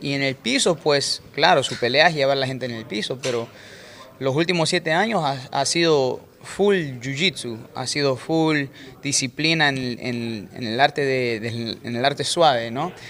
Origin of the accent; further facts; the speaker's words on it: Manta, Manabí, Ecuador; moved away; Yo soy de Manta, Manta Manaví es como un par de horas de Chones